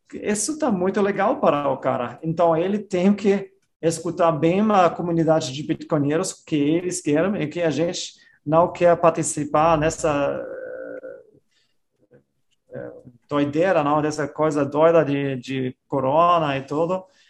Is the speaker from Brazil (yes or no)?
no; Austria; eu sou da Áustria